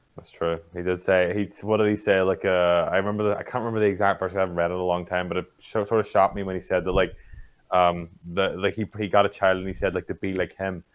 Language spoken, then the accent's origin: English; Northern Ireland, United Kingdom; I'm from Northern Ireland